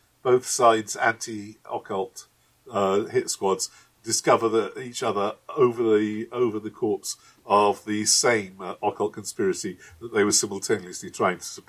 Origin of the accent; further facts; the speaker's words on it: Manchester, North West England, United Kingdom; my hometown of Manchester